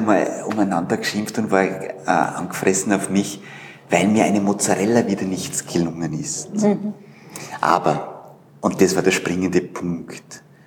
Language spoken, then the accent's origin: German; Vorarlberg, Austria; moved away as an adult; now in Vienna, Austria; ich komme aus Vorarlberg, bin 91 nach Wien und habe hier Wirtschaftsinformatik studiert